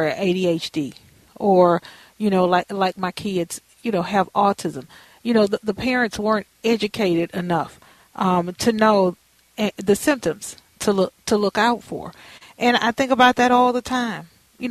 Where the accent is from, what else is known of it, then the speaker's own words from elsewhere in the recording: United States; I grew up in Fifth Ward